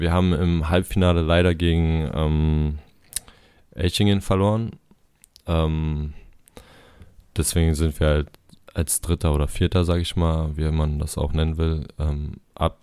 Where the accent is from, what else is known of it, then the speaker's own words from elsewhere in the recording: Berlin, Germany; moved away as an adult; now in Itzehoe, Germany; ich komme aus Berlin, ich bin da groß geworden, 18 Jahre habe da, hab ich da gelebt.